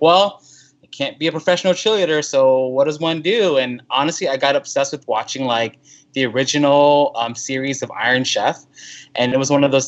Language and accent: English; Houston, Texas, United States; growing up in Houston, I remember like, oh my God, summertime means I got to bring like 3 shirts with me in the car